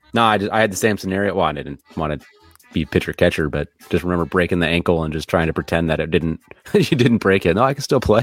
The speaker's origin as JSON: {"language": "English", "town": "Omaha", "region": "Nebraska", "country": "United States", "said": "we're from Omaha"}